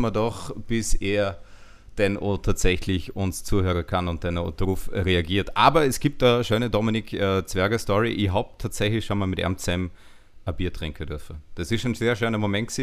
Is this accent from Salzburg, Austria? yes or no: no; Vorarlberg, Austria; accent: Vorarlberger Dialekt; mit meinem Vorarlberger Dialekt